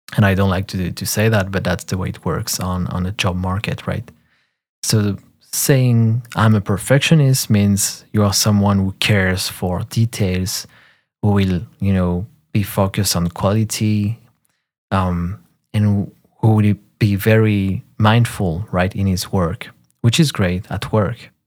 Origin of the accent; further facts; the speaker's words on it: France; first language French; English is a second language; I'm French, so French is my first language.